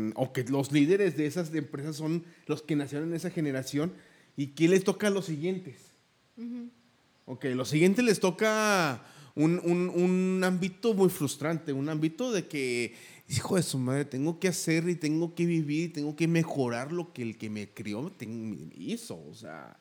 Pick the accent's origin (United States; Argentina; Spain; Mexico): Mexico; Somos más mexicanos